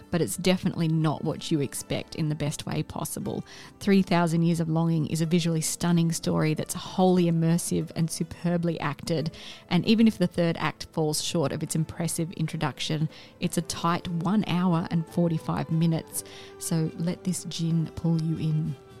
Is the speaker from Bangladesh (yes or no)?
no; Australia; as an Australian